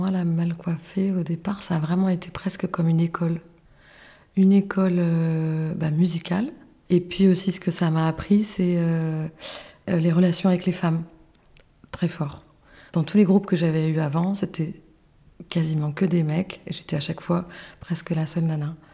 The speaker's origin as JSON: {"language": "French", "town": "Paris", "region": "Île-de-France", "country": "France", "lives_now": "south of France", "said": "qui suis arrivée en fait dans le sud, parce que je venais plutôt du nord, je venais de Paris"}